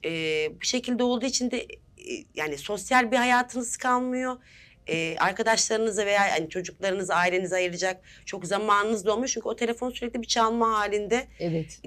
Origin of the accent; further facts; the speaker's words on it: Yalova, Turkey; now in Istanbul, Turkey; 1986 e, Yalova doğumluyum. İstanbul'da yaşıyorum.